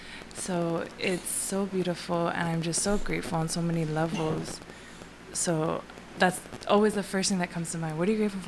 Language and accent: English; Laie, Hawaii, United States; moved away; also born or lived in Washington; Growing up, I grew up in La'i, and we were one of the only houses with a pool in the backyard.